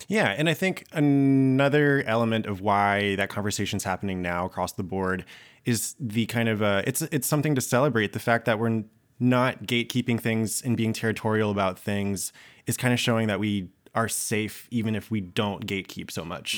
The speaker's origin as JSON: {"language": "English", "region": "Georgia", "country": "United States", "tie": "born or raised there", "said": "I grew up in Georgia in the South"}